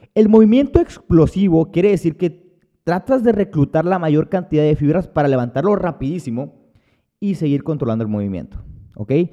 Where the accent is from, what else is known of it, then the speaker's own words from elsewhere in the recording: Hermosillo, Sonora, Mexico; Cuando llego aquí a Hermosillo, que es de donde, de donde yo soy